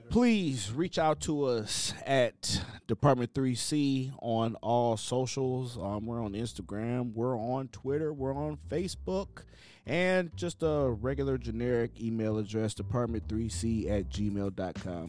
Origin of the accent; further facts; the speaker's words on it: Cleveland, Ohio, United States; moved away; also born or lived in Chicago, Illinois; I'm from Cleveland, Ohio. I got to Chicago, Illinois, and I got sent straight to the West Side